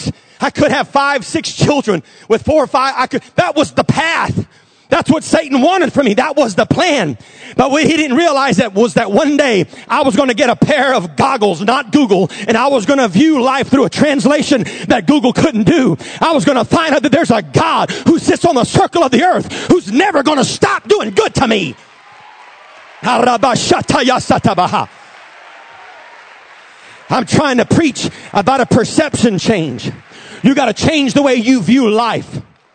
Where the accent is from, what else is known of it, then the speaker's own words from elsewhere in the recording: Jennings, Louisiana, United States; also born or lived in Texas; I was born in Texas, actually, but was raised in Jennings, Louisiana, and lived almost all of my life in Jennings